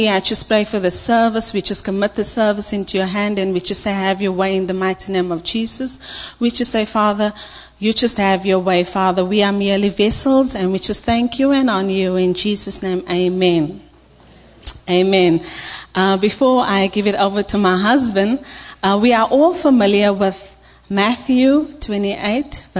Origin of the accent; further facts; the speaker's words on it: South Africa; I'm from South Africa, so if you don't get my accent